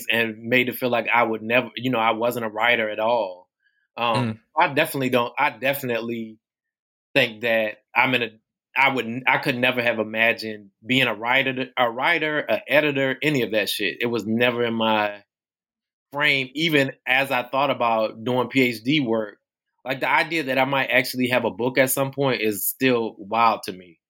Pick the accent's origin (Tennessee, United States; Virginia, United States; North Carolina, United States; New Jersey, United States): Virginia, United States; Tappahannock; I grew up in Essex County in Tappahannock, Virginia, and went to public schools here